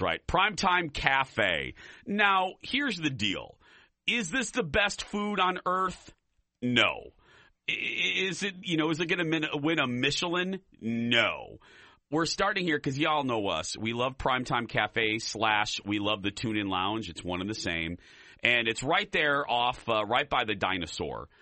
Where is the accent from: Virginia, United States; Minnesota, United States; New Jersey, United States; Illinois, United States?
Illinois, United States; Chicago; I'm from the Chicagoland area